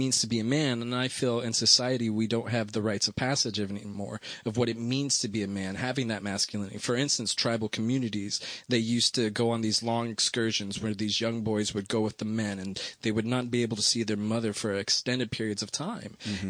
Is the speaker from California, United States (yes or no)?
yes; Los Angeles, California, United States; Los Angeles, you could say.